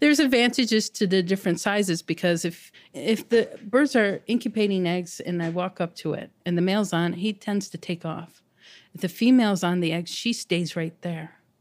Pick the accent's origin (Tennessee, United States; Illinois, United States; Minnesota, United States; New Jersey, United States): Illinois, United States; Chicago; I grew up on the South Side.